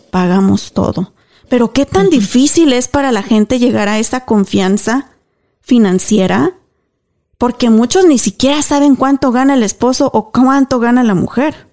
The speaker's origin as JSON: {"language": "Spanish", "country": "Mexico", "tie": "born or raised there", "moved": "as an adult", "lives_now": "United States", "said": "Y fui criada en México"}